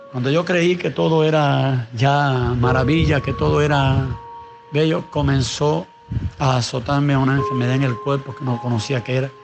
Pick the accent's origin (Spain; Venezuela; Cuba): Cuba; Nací en un hogar eh, bien humilde, bien pobre, en, el año 65 nací yo, un tiempo donde, era, donde se estaba sufriendo cambios verdaderamente aquí en, nuestro país